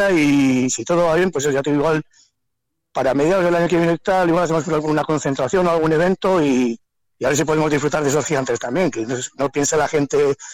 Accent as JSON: {"language": "Spanish", "region": "Castile and León", "country": "Spain", "said": "que, oh, es que yo soy de Soria, soy de un pueblecito, o sea, súper bien."}